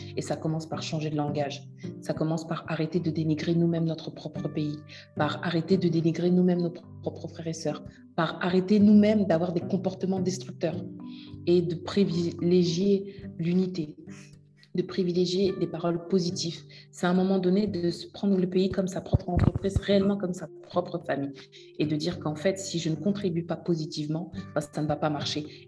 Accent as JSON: {"language": "French", "country": "DR Congo", "said": "je suis de RDC, mais mon cœur est très brazzavillois"}